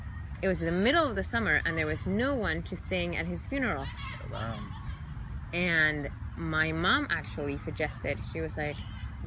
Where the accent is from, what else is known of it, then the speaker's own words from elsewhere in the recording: Chile; English is a second language; moved away as an adult; also born or lived in New York; now in Los Angeles, United States; I was born and raised in Chile